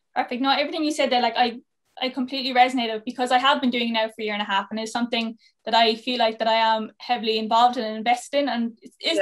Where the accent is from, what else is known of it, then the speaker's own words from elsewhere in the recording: Cork, Munster, Ireland; moved away; also born or lived in Mayo; I'm from Cork originally